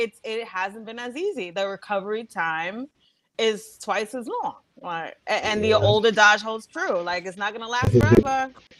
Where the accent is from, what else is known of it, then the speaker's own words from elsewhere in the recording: New York City, New York, United States; also born or lived in Panama; Born and raised in Brooklyn, originally from Panama. Both parents I'm first generation immigrants. So I've been, living in Brooklyn for 39 years now.